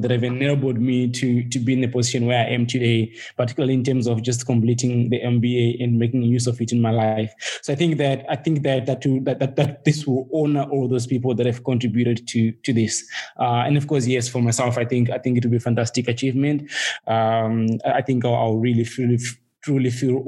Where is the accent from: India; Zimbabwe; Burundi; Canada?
Zimbabwe; also born or lived in United States; now in South Africa; I was born and bred in Zimbabwe, you know, and I live in South Africa and partly in the US at the moment